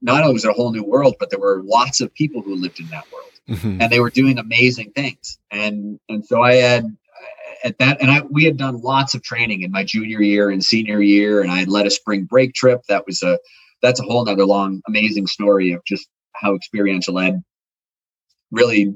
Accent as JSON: {"language": "English", "area": "the Berkshires", "region": "Western Massachusetts", "country": "United States", "tie": "born or raised there", "said": "I grew up in the Berkshires in Western Massachusetts at the base of Mount Greylock"}